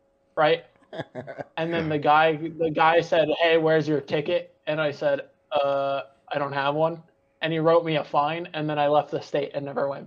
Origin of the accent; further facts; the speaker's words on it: Richardson, Texas, United States; I was born in Richardson, Texas